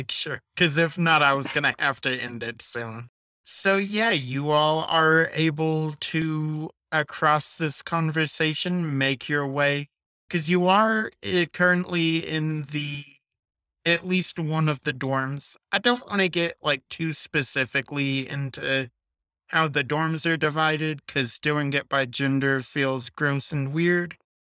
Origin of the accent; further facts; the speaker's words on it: New Jersey, United States; I told you I'm from New Jersey.